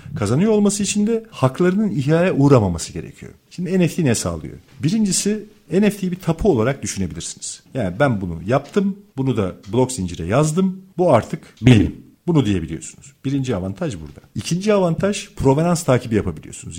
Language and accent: Turkish; Turkey; ben Türk'üm